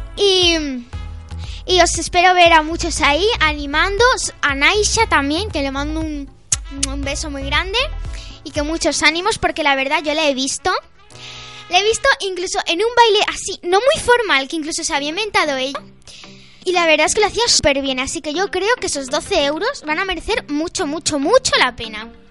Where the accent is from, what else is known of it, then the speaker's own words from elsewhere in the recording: Almería, Andalusia, Spain; now in Calvià, Spain; mi pueblo, que es Almería